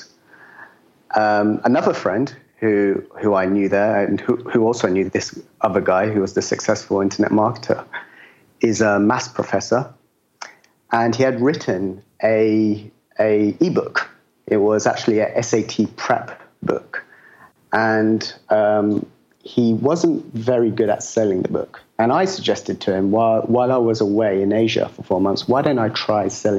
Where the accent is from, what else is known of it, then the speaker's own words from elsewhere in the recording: London, United Kingdom; moved away as an adult; I'm from London. I've been living as a digital nomad for the last 5 years now